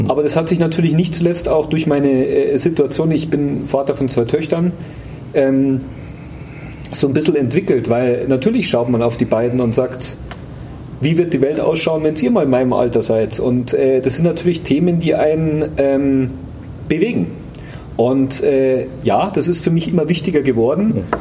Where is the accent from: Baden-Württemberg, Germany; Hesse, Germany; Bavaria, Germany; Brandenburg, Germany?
Bavaria, Germany; Munich; gehöre zu der aussterbenden Art der gebürtigen Münchner.